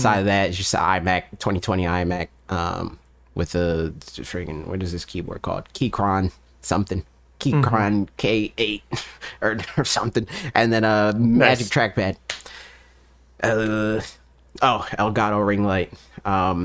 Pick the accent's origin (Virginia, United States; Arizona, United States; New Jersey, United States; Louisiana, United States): New Jersey, United States; I'm from New Jersey